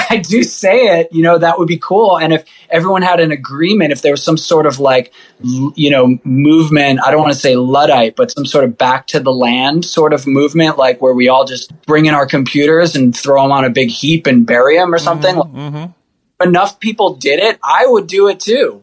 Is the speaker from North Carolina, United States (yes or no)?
no; New York City, New York, United States; I grew up in in Rockaway Beach, so being near the ocean